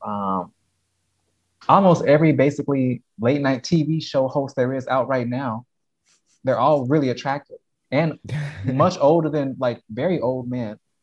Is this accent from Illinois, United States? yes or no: yes; Chicago, Illinois, United States; moved away; also born or lived in St. Cloud; I grew up um 56 in Loomis